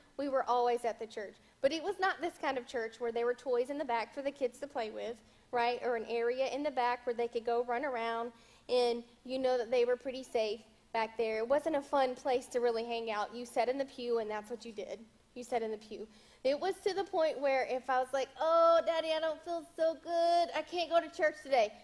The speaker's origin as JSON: {"language": "English", "region": "the South", "country": "United States", "tie": "born or raised there", "said": "I was raised in the South"}